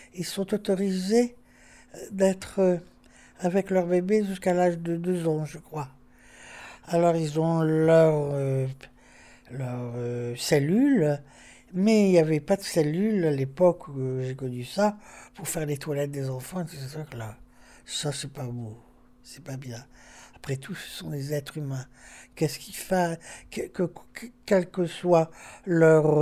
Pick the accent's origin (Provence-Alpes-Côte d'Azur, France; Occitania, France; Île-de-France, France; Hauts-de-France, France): Hauts-de-France, France; Lille; Je suis née dans le Vieux-Lille, rue du Magasin